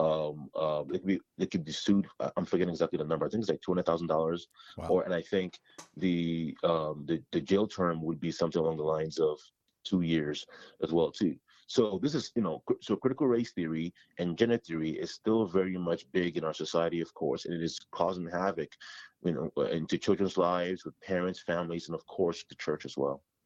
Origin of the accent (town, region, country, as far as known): Toronto, Ontario, Canada; born or raised there; moved away as an adult; also born or lived in Ghana; now in Ohio, United States